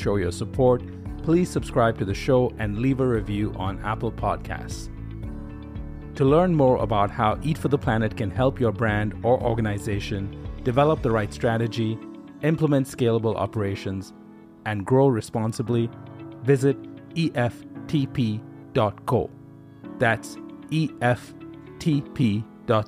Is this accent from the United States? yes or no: no; India; moved away; I grew up in India